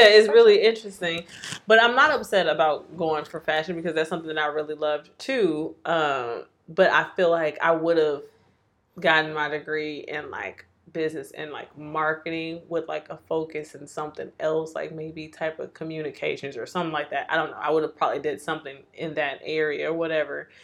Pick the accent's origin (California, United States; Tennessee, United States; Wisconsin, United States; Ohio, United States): Wisconsin, United States; Milwaukee; moved away as an adult; I grew up in Milwaukee